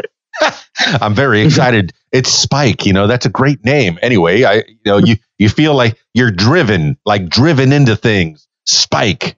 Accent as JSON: {"language": "English", "town": "Miami", "region": "Florida", "country": "United States", "tie": "born or raised there", "said": "born and raised in Miami, Florida."}